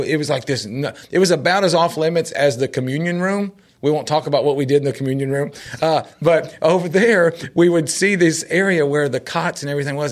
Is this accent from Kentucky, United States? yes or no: no; Nashville, Tennessee, United States; growing up in Nashville